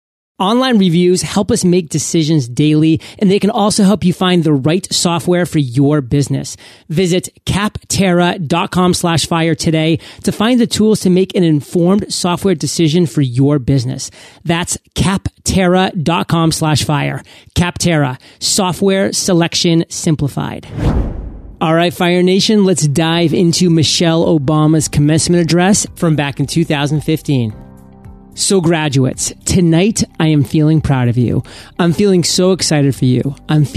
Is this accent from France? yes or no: no; Chicago, Illinois, United States; I was born and raised here on the South Side in South Shore, and I am who I am today because of this community.